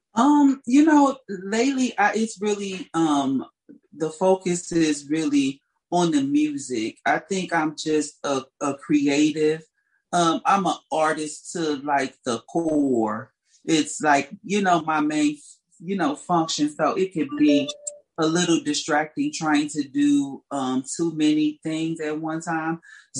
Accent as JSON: {"language": "English", "town": "St. Louis", "region": "Missouri", "country": "United States", "tie": "born or raised there", "said": "I grew up in St. Louis, Missouri"}